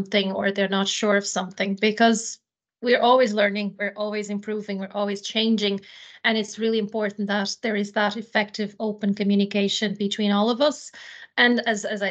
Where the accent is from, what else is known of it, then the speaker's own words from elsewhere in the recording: Portugal; moved away as an adult; now in Ireland; I come from Portugal myself